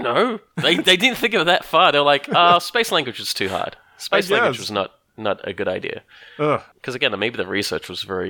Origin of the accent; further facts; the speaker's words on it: Australia; I don't go around saying I'm Australian.